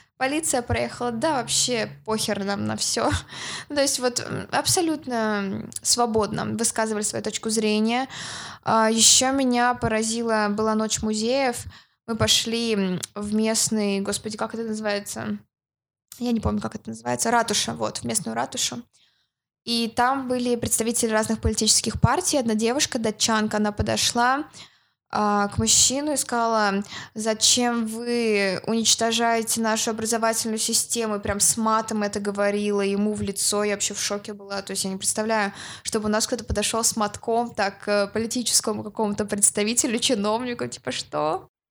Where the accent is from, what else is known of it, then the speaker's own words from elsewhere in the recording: Yekaterinburg, Sverdlovsk Oblast, Russia; я из России.